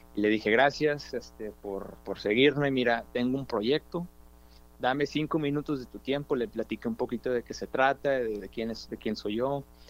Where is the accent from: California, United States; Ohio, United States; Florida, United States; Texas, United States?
Texas, United States; Dallas; also born or lived in Austin, Texas / New York; nacido en Oak Cliff, este, aquí soy de Dallas, Texas, de Oak Cliff